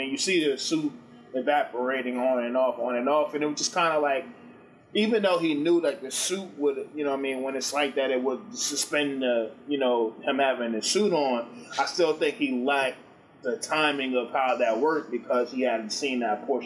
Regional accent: Oakland, California, United States; I'm a dude from Oakland.

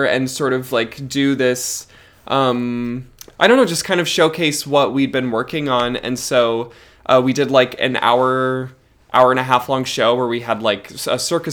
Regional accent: Fargo, North Dakota, United States; moved away; I'm originally from Fargo, North Dakota

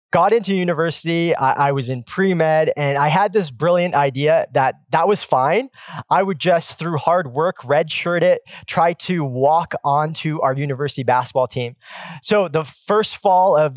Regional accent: Pacific Northwest, United States; I grew up in the Pacific Northwest where the Seattle Supersonics ruled in the 90s

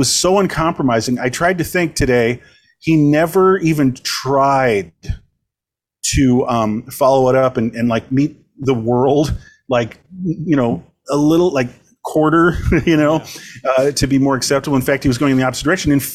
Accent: Westchester, New York, United States; I'm from Westchester, you know, tri-state area north of New York City

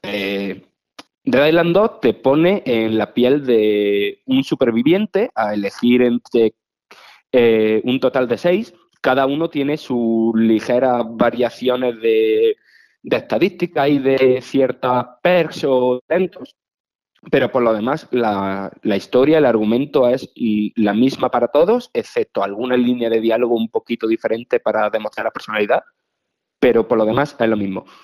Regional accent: Priego, Spain; moved away; estoy en mi pueblo, en, en Priego

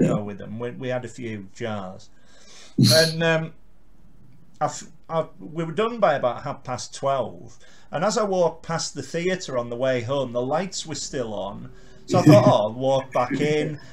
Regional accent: Carlisle, North West England, United Kingdom

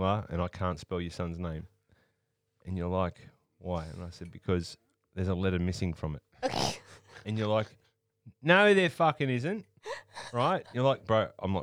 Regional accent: Australia; we are from Australia.

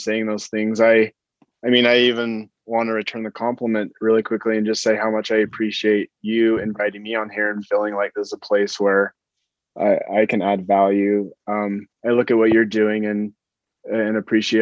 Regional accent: Utah, United States; I grew up in Utah

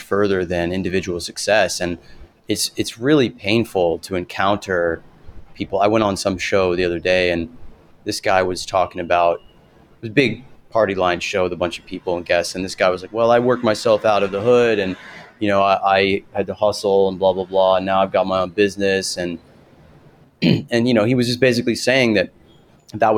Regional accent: the South, United States; I grew up in the South

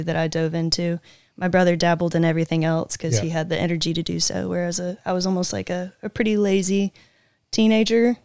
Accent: Ocean Springs, Mississippi, United States; I'm born and raised in Ocean Springs, Mississippi

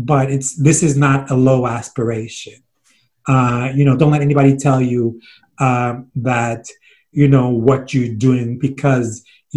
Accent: New York City, New York, United States; we grew up in Flatbush

